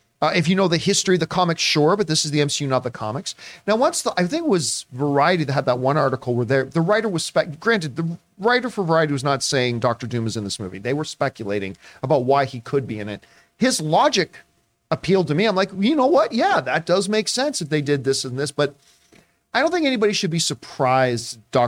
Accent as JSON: {"language": "English", "town": "Hamilton", "region": "Ontario", "country": "Canada", "tie": "born or raised there", "said": "that's my hometown. It was Hamilton, Ontario."}